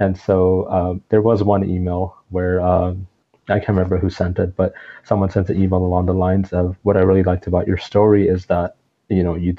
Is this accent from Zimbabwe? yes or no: no; Toronto, Ontario, Canada; also born or lived in Pakistan; when we came from Pakistan, when I was about 5, 6 years old, and that was we came to Toronto, Canada